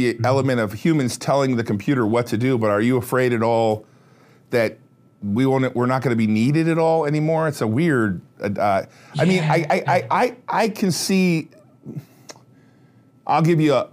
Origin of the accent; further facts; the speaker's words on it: United States; I'm an American financier